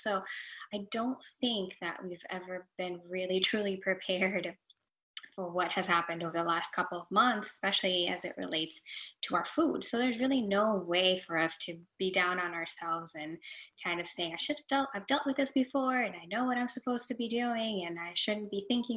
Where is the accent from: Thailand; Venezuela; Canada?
Venezuela; now in Florida, United States; I am in Florida, United States of America. I'm originally from Venezuela.